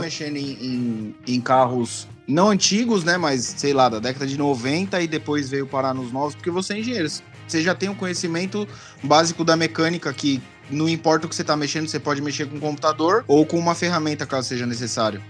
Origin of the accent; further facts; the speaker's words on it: São Paulo, Brazil; now in California, United States; eu sou de Pirituba, mas tô na Califórnia